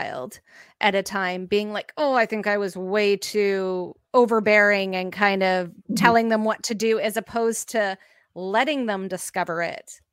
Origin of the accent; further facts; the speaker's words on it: Canada; we went to Timmy's, which is our Tim Hortons, we're Canadian, everyone goes there